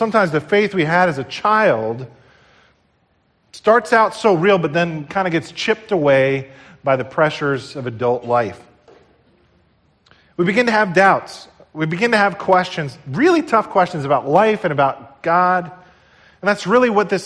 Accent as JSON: {"language": "English", "region": "New Jersey", "country": "United States", "tie": "born or raised there", "said": "I grew up here in New Jersey"}